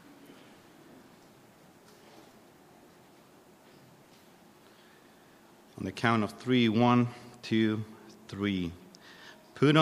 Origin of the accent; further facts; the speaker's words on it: Chile; moved away as an adult; now in Australia; I'm from Chile. We arrived to Australia with my family July 2021